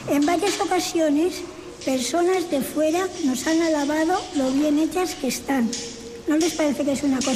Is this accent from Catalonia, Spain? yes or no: no; province of Salamanca, Castile and León, Spain; moved away as an adult; also born or lived in Zamora, Spain; now in Cuba; soy española, de la provincia de Salamanca, de un pueblo. … hasta que entré en el Carmelo, porque cuando entré en el Carmelo me cambiaron el nombre por … cuando tenía 22 años.